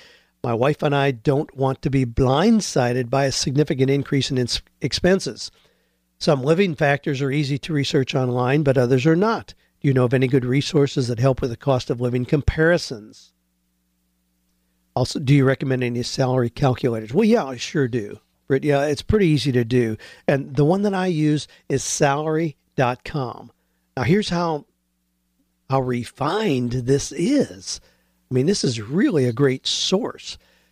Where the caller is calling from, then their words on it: Sydney, New South Wales, Australia; I'm from Sydney, Australia.